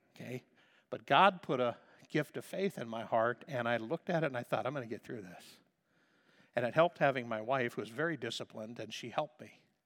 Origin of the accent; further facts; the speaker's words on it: United States; we speak American